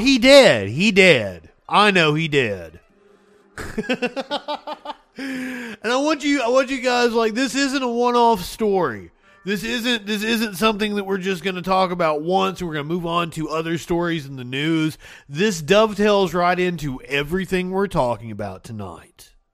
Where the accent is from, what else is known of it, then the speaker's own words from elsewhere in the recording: Kentucky, United States; moved away; also born or lived in Alabama; Growing up in Kentucky, lived in Alabama